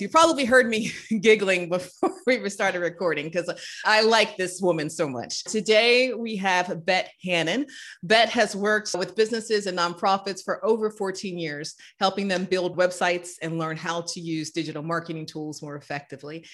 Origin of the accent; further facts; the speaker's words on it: North Carolina, United States; now in Chicago, United States; The pine smell that I grew up with in North Carolina